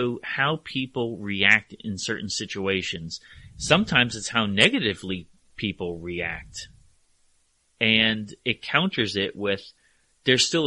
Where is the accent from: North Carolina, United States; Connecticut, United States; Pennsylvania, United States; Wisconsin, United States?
Connecticut, United States; Hamden; also born or lived in Woodbridge, Connecticut; I grew up in Hamden and in Woodbridge